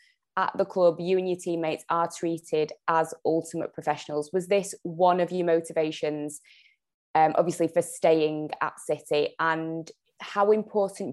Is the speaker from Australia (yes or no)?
no; Manchester, North West England, United Kingdom; being a Mancunian